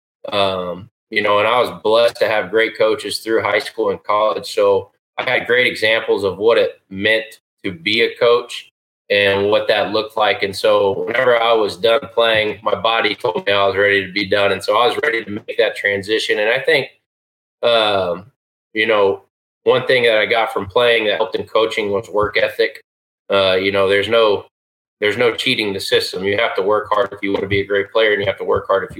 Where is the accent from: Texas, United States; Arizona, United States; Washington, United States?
Texas, United States; Round Rock; moved away as an adult; also born or lived in Hastings, Nebraska / Abilene, Texas; now in Edmond, United States; I grew up in Round Rock, Texas, just outside